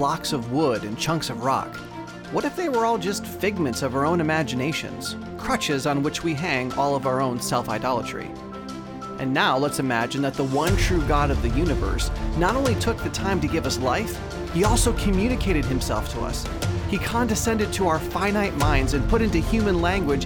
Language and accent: English; United States; I am American